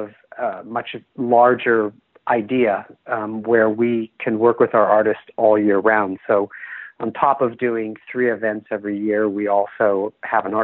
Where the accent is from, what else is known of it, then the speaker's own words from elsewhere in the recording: Bay Area, California, United States; I'm from the Bay Area